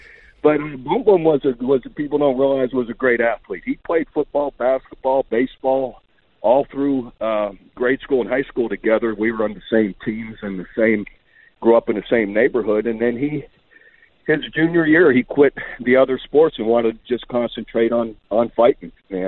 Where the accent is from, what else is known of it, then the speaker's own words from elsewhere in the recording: Youngstown, Ohio, United States; Yeah, it's a tough town, steel mill town, and heck, we did everything, man. We grew up in neighborhoods where you had a gang of guys